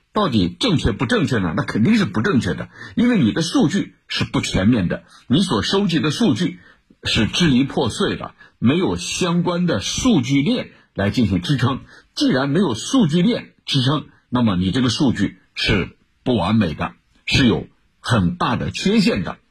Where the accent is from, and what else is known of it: China